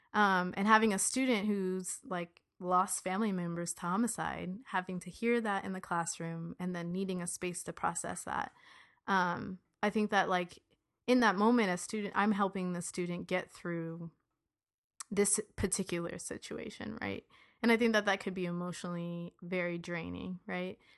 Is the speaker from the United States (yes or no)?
yes; United States; I was born here